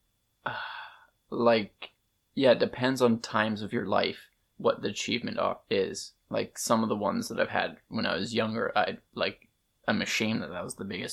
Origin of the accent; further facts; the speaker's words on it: Manitoba, Canada; moved away as an adult; when I eventually did move out of Manitoba